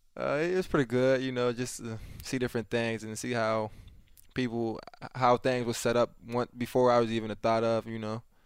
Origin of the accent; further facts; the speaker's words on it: Pittsburgh, Pennsylvania, United States; my hometown